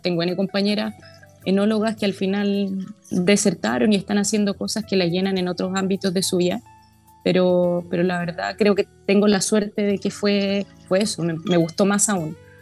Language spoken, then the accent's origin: Spanish; Santiago, Santiago Metropolitan Region, Chile; soy santiaguina